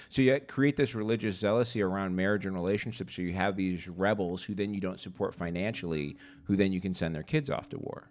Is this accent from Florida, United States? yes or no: no; Boystown, Illinois, United States; I grew up in Boys Town